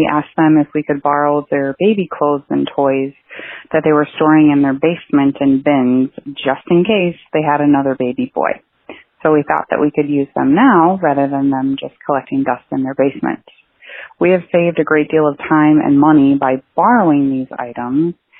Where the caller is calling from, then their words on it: Sheboygan, Wisconsin, United States; I'm calling from Sheboygan, Wisconsin.